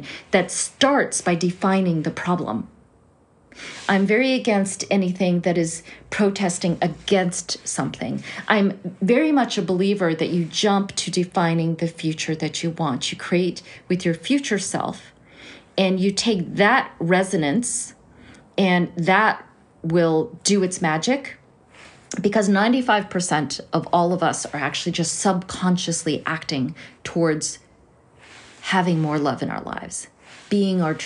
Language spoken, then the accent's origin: English; United States; now in China; as an American-born Chinese